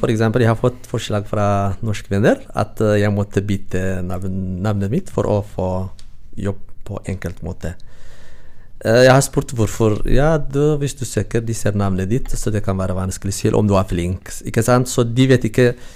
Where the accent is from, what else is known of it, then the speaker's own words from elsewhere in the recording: Eritrea; Norwegian is a second language; moved away as an adult; now in Norway; Jeg kommer fra Eritrea